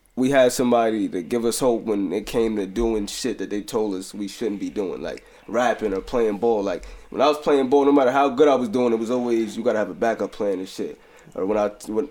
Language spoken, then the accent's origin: English; Poughkeepsie, New York, United States; also born or lived in Jacksonville, Florida; growing up here, like even just wanting to play for the high school, having like Poughkeepsie off my chest